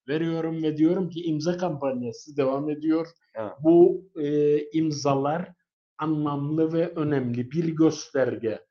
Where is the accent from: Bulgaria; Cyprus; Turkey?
Cyprus; bir Kıbrıslı olarak